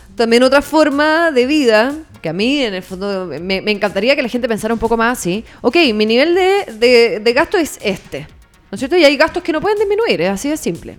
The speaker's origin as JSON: {"language": "Spanish", "country": "Chile", "said": "si nuestro país sigue produciendo lo mismo"}